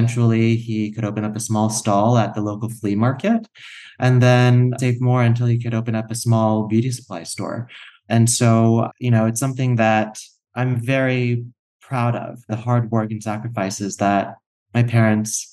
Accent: Tallahassee, Florida, United States; also born or lived in Shreveport, Louisiana / South Korea; now in Los Angeles, United States; I grew up in Tallahassee, Florida, right in the Panhandle

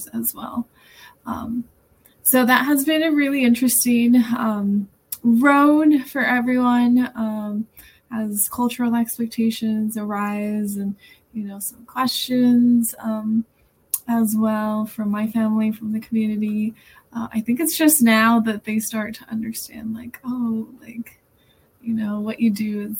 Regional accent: Idaho, United States; English is a second language; also born or lived in Zacatecas, Mexico; I actually grew up between Idaho and Zacatecas, Mexico.

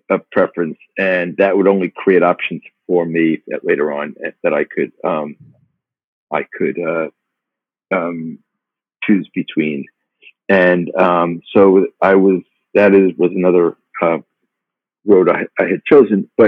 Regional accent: Long Island, New York, United States; also born or lived in Brooklyn; I was born in Brooklyn, but raised actually uh, on Long Island

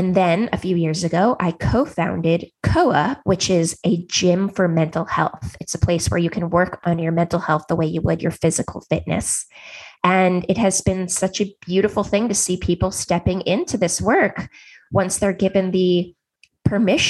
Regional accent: Silicon Valley, California, United States; I grew up in Silicon Valley.

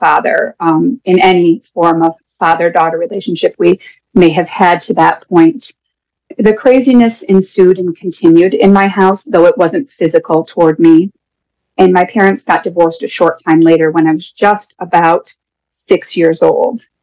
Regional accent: Dunkirk, New York, United States; I am from Dunkirk, New York, which is just south of Buffalo.

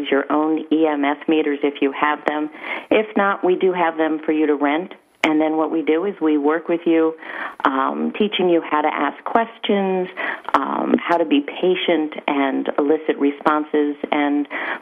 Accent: Connecticut, United States; now in St. Augustine, United States; I actually am from Connecticut.

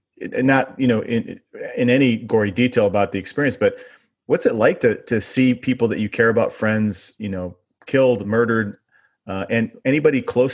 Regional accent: Elmhurst, Illinois, United States; I grew up in Elmhurst, Illinois. I went to University of Illinois for undergrad.

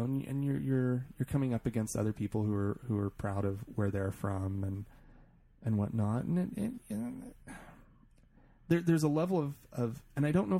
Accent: United States; also born or lived in Italy; being an American living in a foreign country

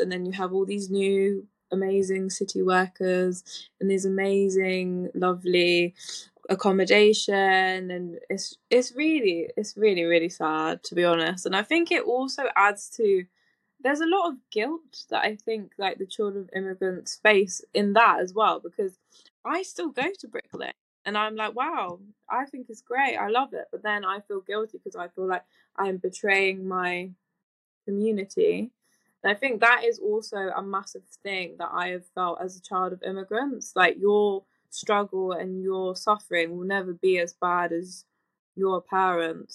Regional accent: London, United Kingdom; I'm born and raised in East London

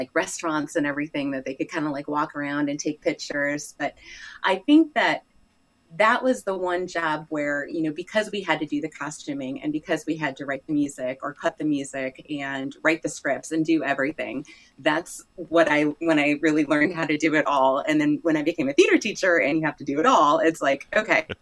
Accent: Ohio, United States; moved away as an adult; also born or lived in South Korea; now in Texas, United States; I'm from Ohio.

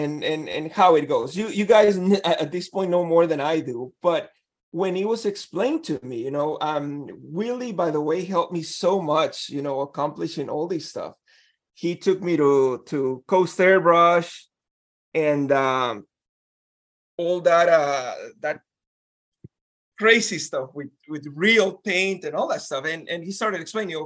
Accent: Guatemala; moved away; I'm from Guatemala.

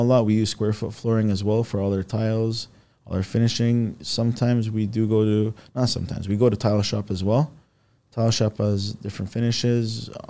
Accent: Toronto, Ontario, Canada; also born or lived in Istanbul, Turkey; now in Richmond Hill, Canada; I grew up in Rexville

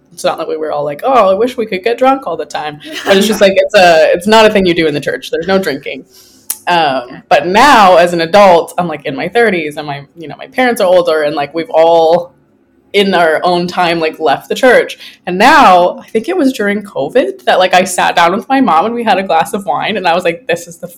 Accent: Lethbridge, Alberta, Canada; moved away as an adult; also born or lived in California / Taiwan; now in Vancouver, Canada; So I'm Canadian originally. I grew up in Lethbridge, Alberta

